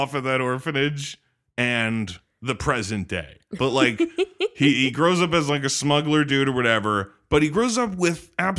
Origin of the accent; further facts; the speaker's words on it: France; now in California, United States; And we grew up in France and then moved to California.